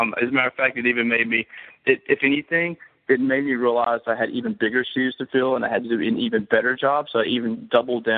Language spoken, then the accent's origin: English; Monroe, United States; people that I grew up with in Monroe who have known me since I was a kid